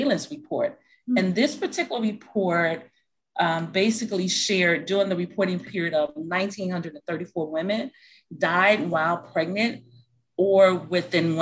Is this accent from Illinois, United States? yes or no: yes; Chicago, Illinois, United States; moved away; So I am from Chicago, Illinois. And so I had my first 2 children in Chicago